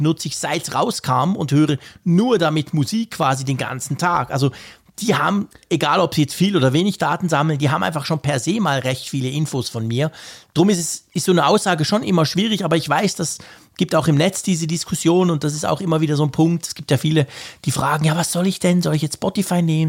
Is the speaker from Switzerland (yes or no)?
yes; Switzerland; bei uns in der Schweiz